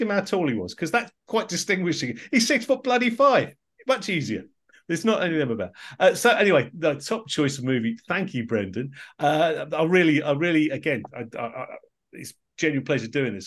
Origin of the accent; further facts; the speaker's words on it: United Kingdom; as a Brit